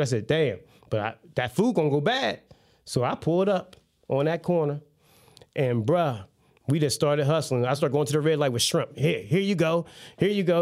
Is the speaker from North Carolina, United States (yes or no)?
no; Salem, New Jersey, United States; multi-million dollar business in Salem. That's my hometown